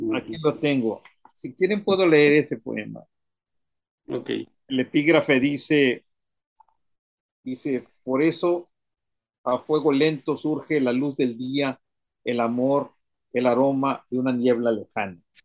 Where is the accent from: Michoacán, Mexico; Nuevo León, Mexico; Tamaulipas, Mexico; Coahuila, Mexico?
Tamaulipas, Mexico; Miramar beach; de la playa de Miramar, de donde yo soy